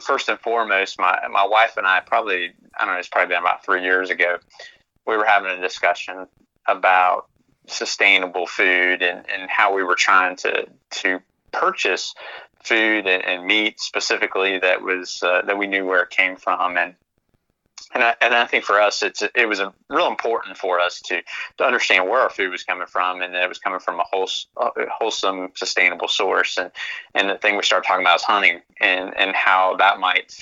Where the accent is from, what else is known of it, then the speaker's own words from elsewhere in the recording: Central Florida, United States; moved away as an adult; now in Lexington, United States; I'm originally from Central Florida